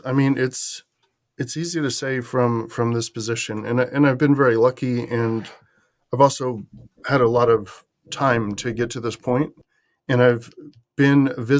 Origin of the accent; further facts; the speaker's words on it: California, United States; So I'm from the San Francisco Bay Area, but I was out east doing this after going into the Army.